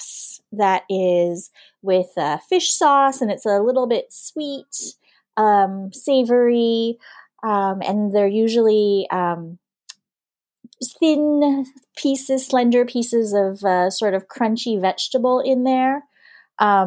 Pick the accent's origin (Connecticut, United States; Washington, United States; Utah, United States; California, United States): California, United States; Huntington Beach; first language English; moved away as an adult; now in Hanoi, Vietnam; I was born and I grew up in Southern California, just south of Los Angeles is an area called Orange County